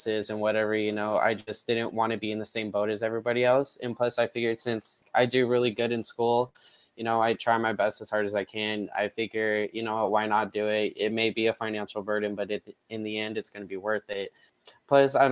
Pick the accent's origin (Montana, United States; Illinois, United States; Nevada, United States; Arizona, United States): Nevada, United States; I was born and raised here